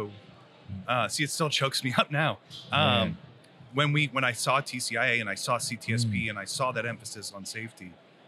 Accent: Worcester, Massachusetts, United States; So I'm originally from Central Mass, up by Worcester.

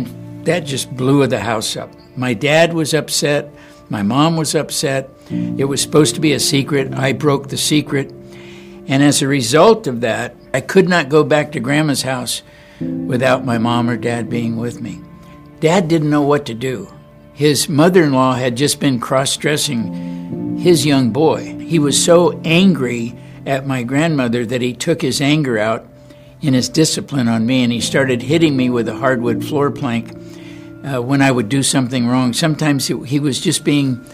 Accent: Los Angeles, California, United States; I was born and raised in Los Angeles, California.

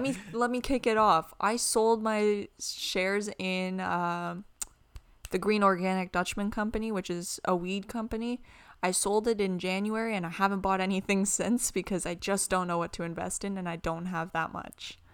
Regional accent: Canada; we're from Canada and it gets really cold hmm. in the winter

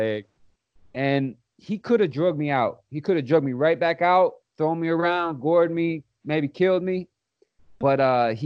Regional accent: Chicago, Illinois, United States; growing up in Chicago

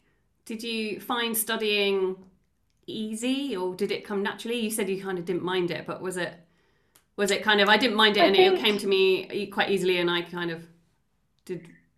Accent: Essex, East of England, United Kingdom; I grew up in Essex.

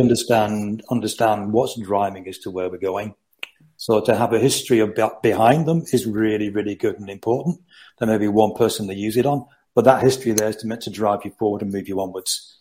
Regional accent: Rochdale, North West England, United Kingdom; I'm Rochdale near Manchester originally

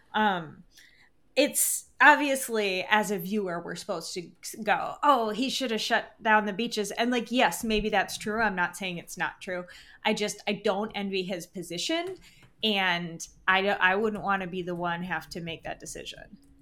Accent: Michigan, United States; moved away; also born or lived in Upper Peninsula, Michigan; I'm originally from Michigan.

